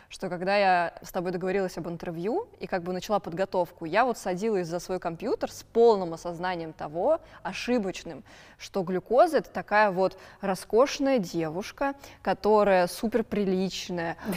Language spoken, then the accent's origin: Russian; Moscow, Russia; Я коренная москвичка.